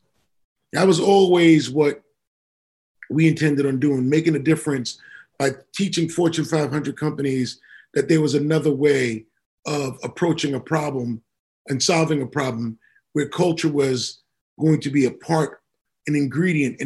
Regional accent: New York City, New York, United States; I grew up in Queens, New York, when I was 15 in 1985

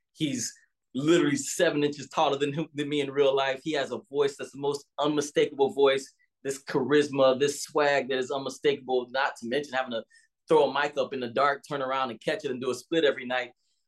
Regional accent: the South, United States; especially as a young Black man growing up in the South and all

